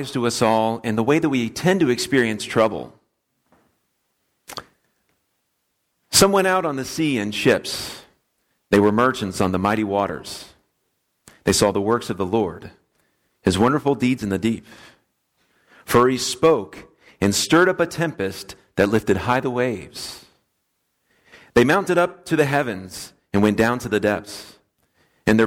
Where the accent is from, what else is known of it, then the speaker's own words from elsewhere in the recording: Florida, United States; moved away; I'm from Florida